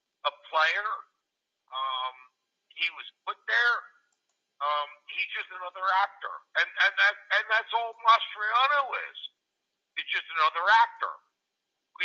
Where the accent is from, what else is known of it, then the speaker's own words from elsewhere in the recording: Elizabethtown, Pennsylvania, United States; I'm from Elizabethtown